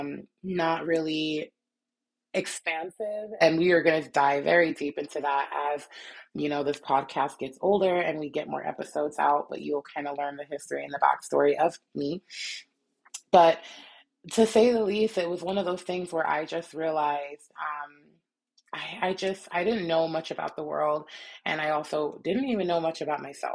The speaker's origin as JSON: {"language": "English", "region": "New Jersey", "country": "United States", "tie": "born or raised there", "also_born_or_lived": "New York City, New York / Utah", "moved": "yes", "said": "to come from an area like New York City, born and raised, born and then partially raised, and then I was raised mostly in Jersey"}